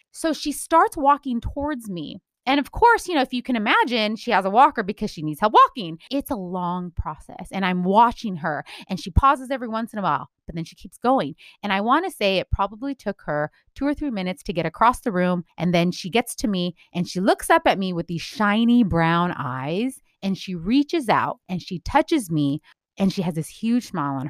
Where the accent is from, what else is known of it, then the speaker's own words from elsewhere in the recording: California, United States; I am speaking as a Californian native, born and raised.